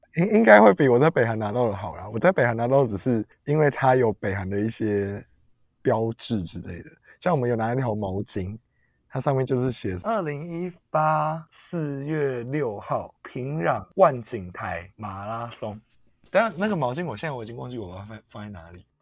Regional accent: Taiwan; 我们台湾当兵大概是怎样啊？四个月。

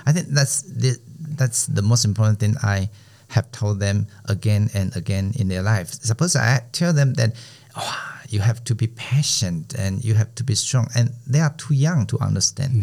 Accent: Taiwan; first language Chinese; English is a second language; our mother language.

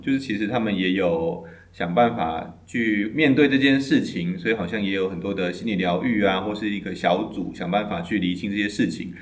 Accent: Tainan, Taiwan; 因为我是台南人，所以我们有个那个汤德章的纪念公园

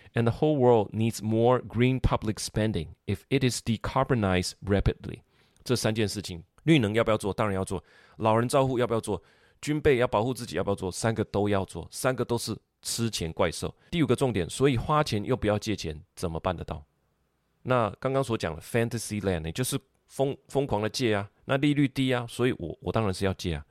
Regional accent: Taiwan; 我们讲台语都会通的哈

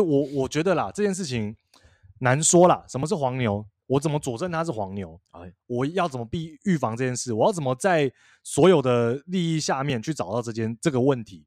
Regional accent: northern Taiwan, Taiwan; 我北部人

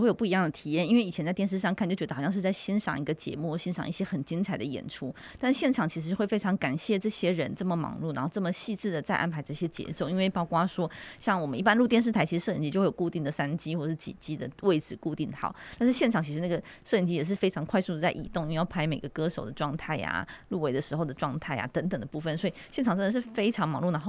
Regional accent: Miaoli County, Taiwan; 我在客家庄长大，我在苗栗长大嘛，所以我的台语和客语其实都非常的不好，就是可以听

